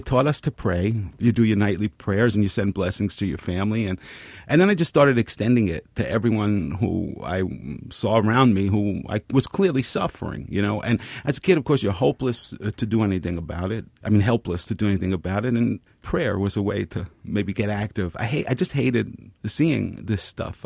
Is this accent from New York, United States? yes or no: yes; New York City, New York, United States; I grew up very close to here, Pelham Parkway and White Plains Road